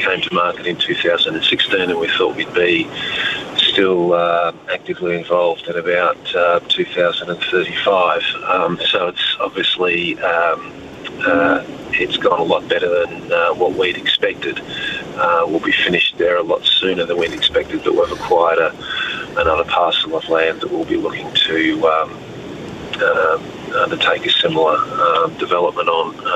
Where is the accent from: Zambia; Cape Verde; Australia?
Australia; I am Australian